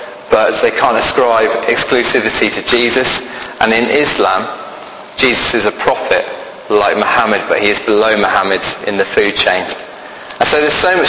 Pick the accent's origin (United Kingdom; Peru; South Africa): United Kingdom; Birmingham, West Midlands; accent: Brummie; I'm from Birmingham, so I can do this in a Brummie voice.